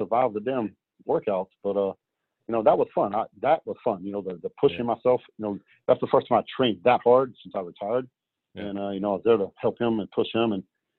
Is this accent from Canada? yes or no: no; United States; as an American